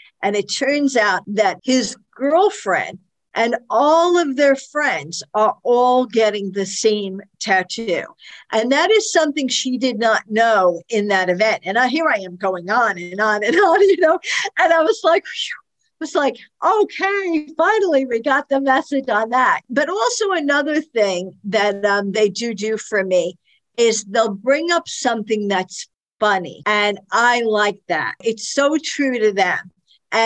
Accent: Brooklyn, New York, United States; I came from Brooklyn and this lieutenant had come from upstate New York.

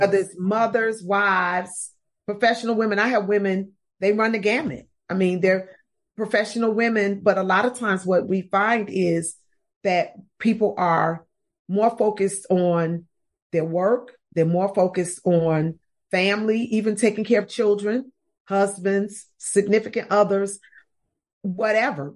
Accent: Chicago, Illinois, United States; now in Atlanta, United States; I'm from Chicago originally. I live in Atlanta, Georgia, but I'm from Chicago, and that's what I grew up doing, jumping double dutch.

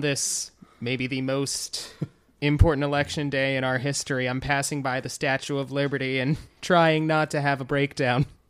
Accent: Wading River, New York, United States; moved away as an adult; now in New York City, United States; I am from Long Island. I grew up in Wading River, which is almost to the North Fork

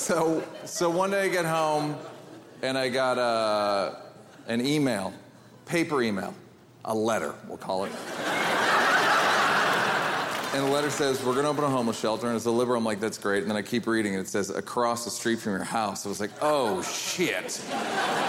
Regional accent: New York, United States; now in Los Angeles, United States; I'm from New York

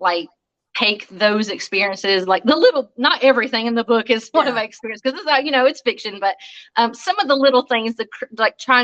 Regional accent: Alabama, United States; also born or lived in Florida; I was born in Florida, raised in Alabama

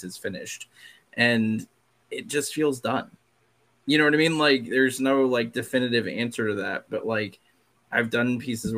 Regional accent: Catawba Reservation, South Carolina, United States; I am Catawba and I grew up on the Catawba Reservation

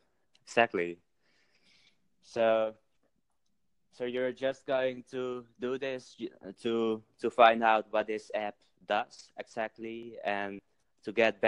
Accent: Netherlands; English is a second language; I'm from the Netherlands.

